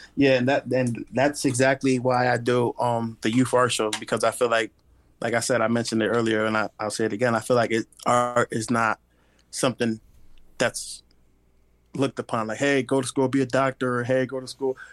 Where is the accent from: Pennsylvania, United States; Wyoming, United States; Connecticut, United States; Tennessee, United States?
Connecticut, United States; Bridgeport; now in Tampa, United States; I was raised in Bridgeport, Connecticut